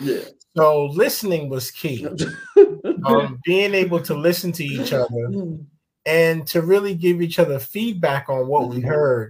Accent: New York, United States; English is a second language; also born or lived in Ghana; I was born here in the United States, in New York

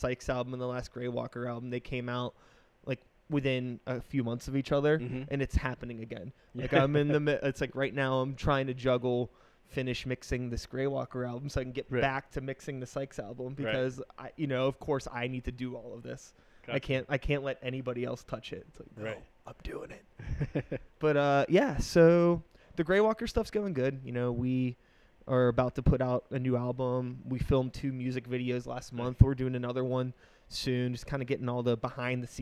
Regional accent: Wilkinsburg, Pennsylvania, United States; I grew up in Wilkinsburg.

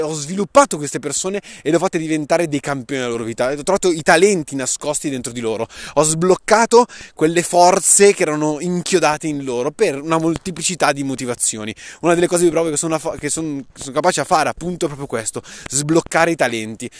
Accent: Saronno, Lombardy, Italy; Sono nato a Saronno nel 91

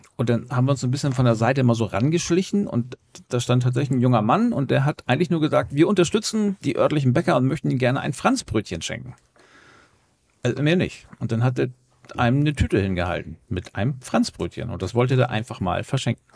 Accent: Hamburg, Germany; als waschechter Hamburger

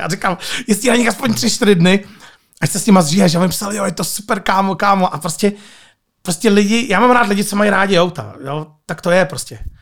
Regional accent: Nižbor, Central Bohemian Region, Czechia; jsem z Berouna, z Nížboru

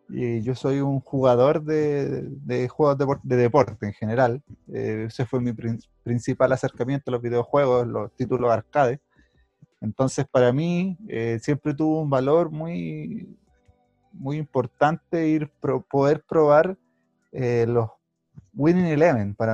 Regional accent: Chile; Claro, no. Soy chileno, pero no me gusta Claudio Palma.

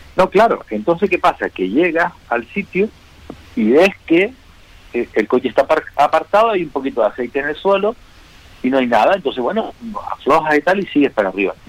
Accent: Las Palmas, Canary Islands, Spain; soy piloto de Las Palmas

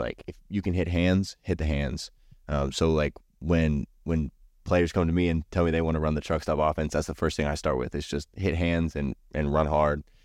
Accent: Berryville, Virginia, United States; I was born in Southern Virginia, and I grew up in Berryville, Virginia, which is up north, uh, closer to D C here

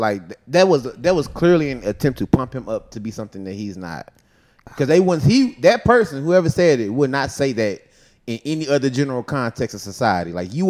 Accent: Dallas, Texas, United States; I'm Democratic because I'm black. Yeah. Like, I literally, growing up in Oak Cliff, like, just in the hood in general

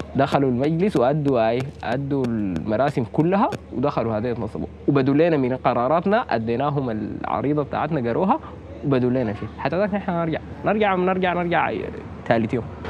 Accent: Sudan; نحن كشعب سوداني

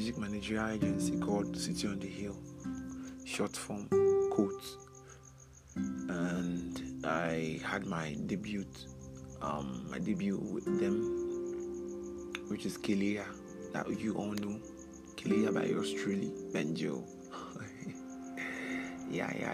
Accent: Umuahia, Abia, Nigeria; also born or lived in Ohafia; So I grew up in Umuahia, Abia State. Yes, that is where I had my nursery, primary, secondary, university.

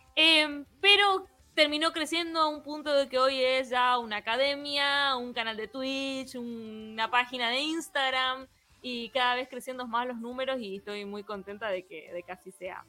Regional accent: Misiones, Argentina; soy de la provincia de Misiones, Argentina, como dije hace un ratito, una provincia muy peculiar, em, con mucha mezcla cultural y por eso mi tonada es así.

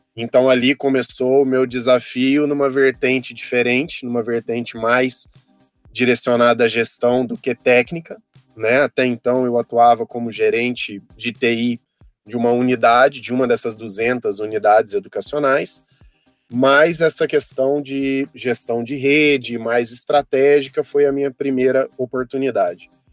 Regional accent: south of Minas Gerais, Brazil; moved away as an adult; also born or lived in Brasília; no sul de Minas, de onde eu sou natural

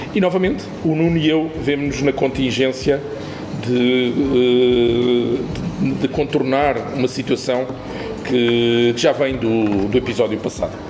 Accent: Lisbon, Portugal; eu não sou de cá, sou de Lisboa, tenho a família cá

